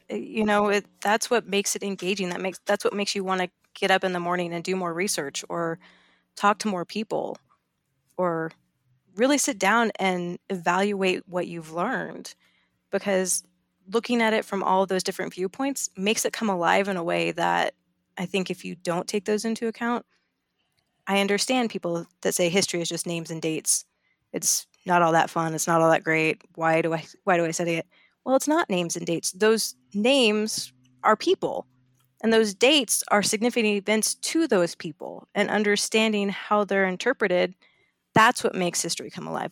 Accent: Colorado, United States; I'm from Colorado

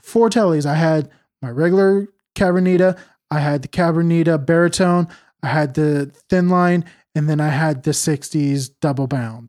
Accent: California, United States; I'm from Cal, or from California

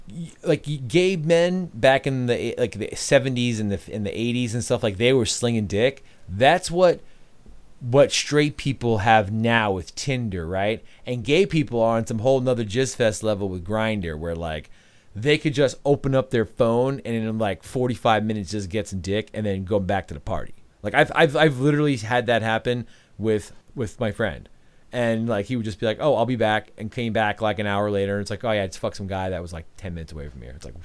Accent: Melville, New York, United States; also born or lived in Ronkonkoma, New York; we grew up in Melville

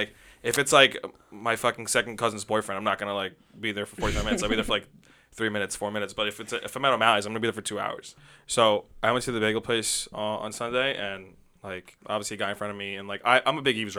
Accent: New York City, New York, United States; I feel like as a New Yorker

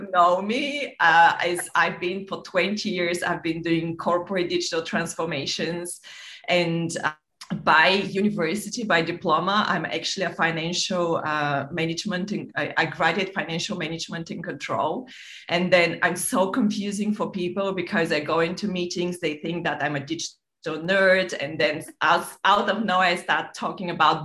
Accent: Bulgaria; moved away as an adult; also born or lived in London / Monaco / Nice; I grew up in Bulgaria.

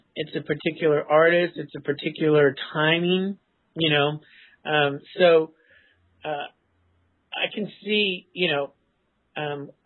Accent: California, United States; I was from California

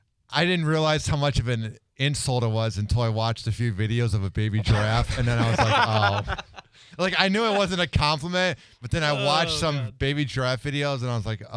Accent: Chicago, Illinois, United States; moved away; I'm actually from a good town. I'm from Chicago.

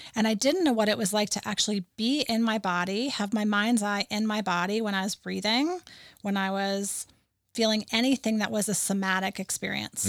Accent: New England, United States; moved away; I grew up in New England

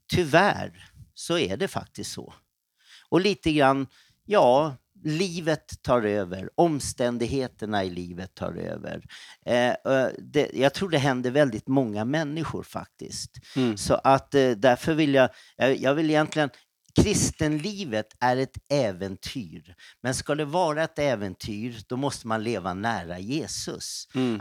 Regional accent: Stockholm, Stockholm County, Sweden; Jag växte upp då, född på Söder och sen då var det södra förorterna. Och eh, där jag spenderade mest tid det var väl runt Skogås

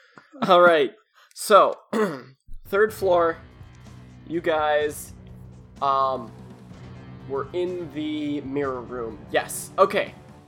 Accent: Midwest, United States; We're from the Midwest.

